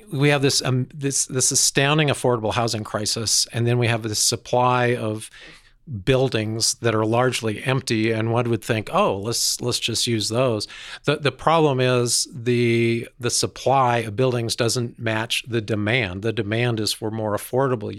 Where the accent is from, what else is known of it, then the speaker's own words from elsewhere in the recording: Denver, Colorado, United States; I grew up in Denver.